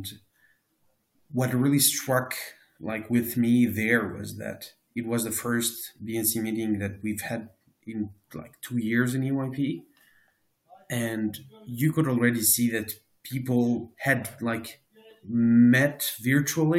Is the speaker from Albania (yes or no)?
yes; Albania; moved away as an adult; also born or lived in Tirana, Albania / Belgium; I moved from Albania to Belgium for my master's